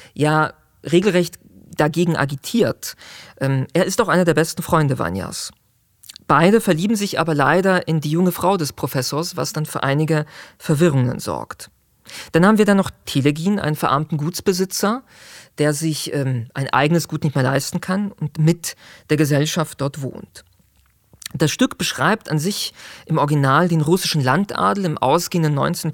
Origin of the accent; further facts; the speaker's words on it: Zurich, Switzerland; ich kenne Schwammending, wo ich groß geworden bin in Zürich